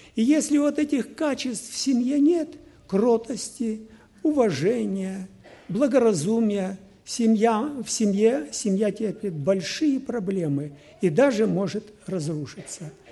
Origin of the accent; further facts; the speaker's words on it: Kyrgyzstan; Сам я был из Киргизии